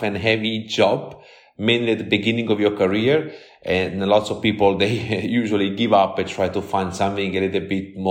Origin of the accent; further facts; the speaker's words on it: Amalfi Coast, near Salerno, Campania, Italy; moved away as an adult; now in London, United Kingdom; I'm originally from the Amalfi Coast in south of Italy, in a little town very popular in Italy for the making of the buffalo mozzarella, just off Salerno